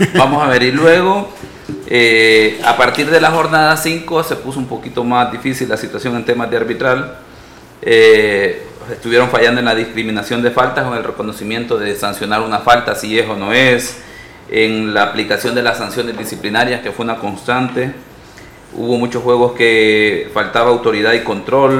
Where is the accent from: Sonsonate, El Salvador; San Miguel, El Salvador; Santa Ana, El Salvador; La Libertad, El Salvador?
San Miguel, El Salvador; also born or lived in San Salvador; nací en San Salvador, pero por cuestiones allá de los 80 de, la situación social del país, pues nos tuvimos que, que mover a San Miguel